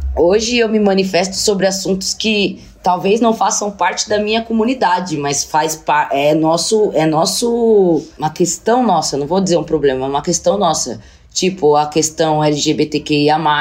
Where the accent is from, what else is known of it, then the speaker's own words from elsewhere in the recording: Brazil; also born or lived in Russia; como brasileira, ser a única mulher preta do time